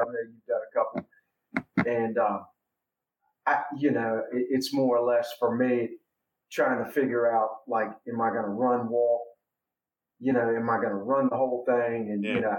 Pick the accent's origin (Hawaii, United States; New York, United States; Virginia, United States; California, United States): Virginia, United States; also born or lived in Columbus, Ohio; I was 2 years old. And so I grew up in Virginia